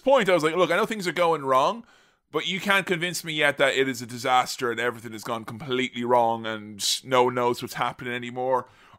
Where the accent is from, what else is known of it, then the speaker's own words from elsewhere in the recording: Ireland; I'm Irish.